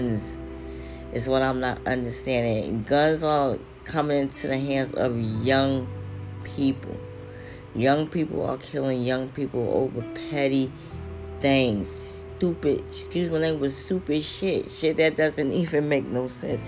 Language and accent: English; New York, United States; now in Philadelphia, United States; I'm from New York, but I live in Philly now